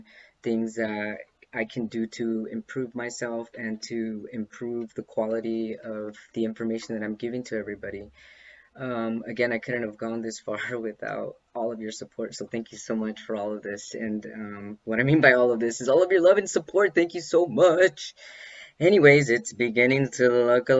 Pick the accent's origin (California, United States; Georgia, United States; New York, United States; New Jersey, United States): California, United States; Los Angeles; Los Angeles. Yeah, my hometown.